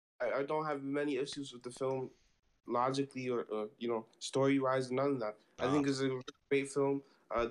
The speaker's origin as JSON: {"language": "English", "region": "New York", "country": "United States", "said": "Yeah, and I can relate, because we're both from New York, kid"}